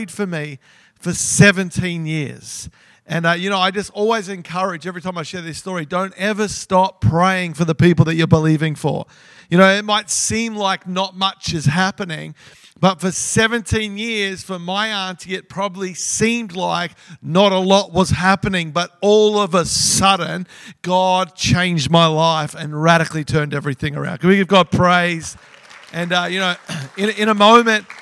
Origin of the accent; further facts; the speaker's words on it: Melbourne, Victoria, Australia; I grew up in Melbourne